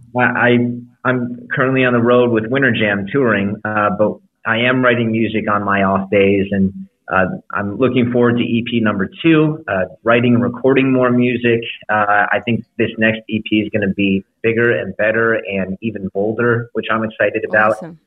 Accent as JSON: {"language": "English", "town": "Chicago", "region": "Illinois", "country": "United States", "tie": "born or raised there", "moved": "yes", "lives_now": "Los Angeles, United States", "said": "I grew up in Chicago. Uh, I live in Los Angeles, but but my heart is still in Chicago sometimes"}